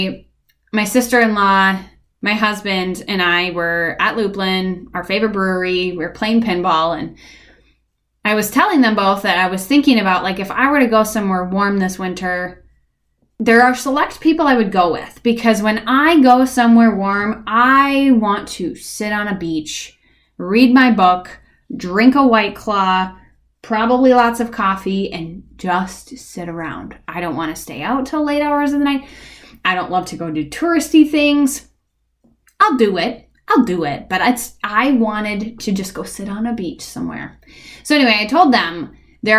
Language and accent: English; Minnesota, United States; I grew up in Minnesota. Like, I've been here for 35 years